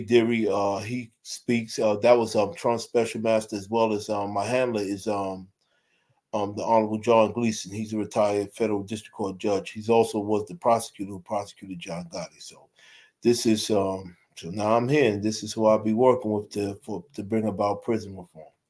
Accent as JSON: {"language": "English", "town": "New York City", "region": "New York", "country": "United States", "said": "I'm from Brooklyn, New York"}